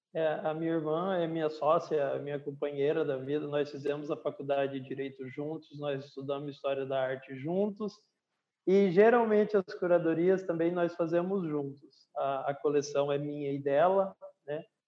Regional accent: Mato Grosso, Brazil; Eu nasci em Mato Grosso

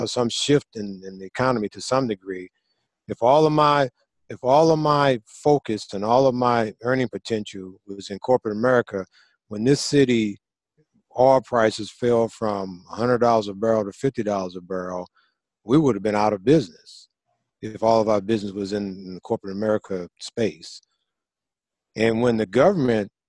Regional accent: St. Louis, Missouri, United States; when I grew up in St. Louis, Missouri

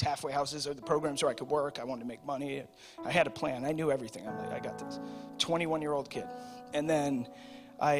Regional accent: Dudley, Massachusetts, United States; I'm from Dudley

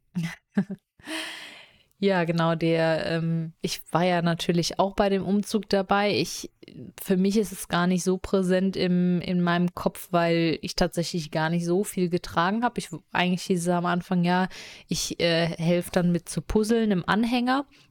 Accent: Rhineland-Palatinate, Germany; wir sind ja in der Pfalz groß geworden

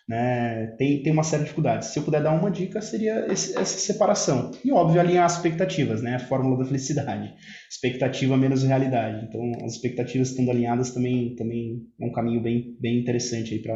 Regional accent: Italy; O, o italiano, a gente sabe, eu, eu sou, sou italiano, tenho, tem um sangue, um sangue emocional

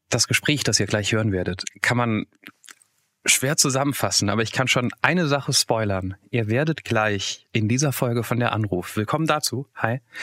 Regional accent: Hesse, Germany; als Hesse

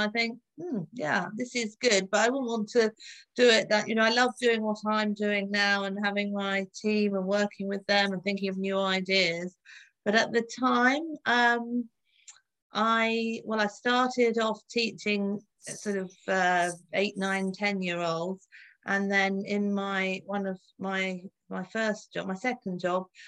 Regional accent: London, United Kingdom; also born or lived in Oxford; I grew up in the suburbs of London, so not very exciting

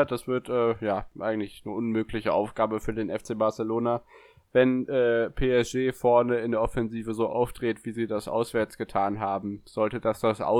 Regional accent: Bielefeld, North Rhine-Westphalia, Germany; ich als Bielefelder weiß, was Trainergerüchte so alles bewirken können.

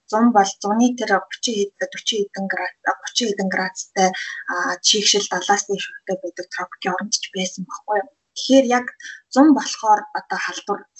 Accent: Mongolia; Монгол хүний хувьд

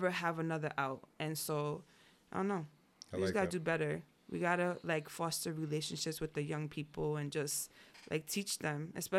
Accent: Yonkers, New York, United States; born there; I was born in Yonkers.

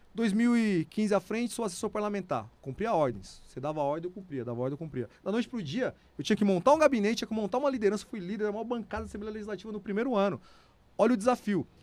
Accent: Serra Talhada, Pernambuco, Brazil; now in São Paulo, Brazil; Eu sou pernambucano, nasci numa cidade chamada Serra Talhada, sertão de Pernambuco, cidade onde Lampião nasceu.

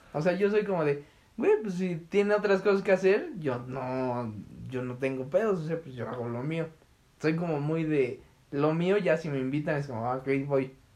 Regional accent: Mexico

